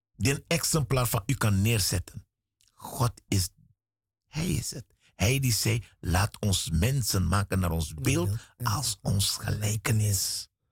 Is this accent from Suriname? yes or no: yes; Suriname; Ik ben in Suriname geboren.